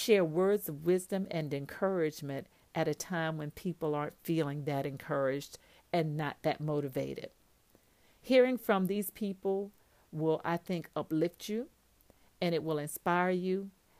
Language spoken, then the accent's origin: English; Patterson, Louisiana, United States; moved away; our town of Patterson, Louisiana, which is my hometown